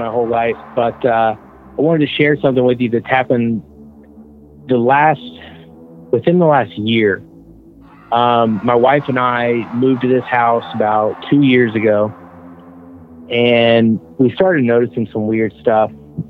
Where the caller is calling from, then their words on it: Atlanta, Georgia, United States; I'm … from outside of Atlanta, Georgia.